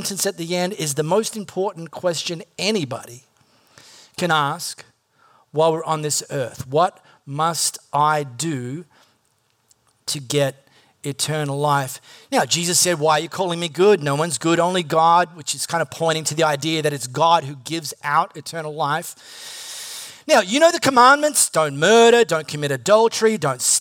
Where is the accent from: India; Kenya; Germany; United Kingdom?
United Kingdom; High Wycombe, South East England; I'm not Singaporean. I'm from High Wycombe.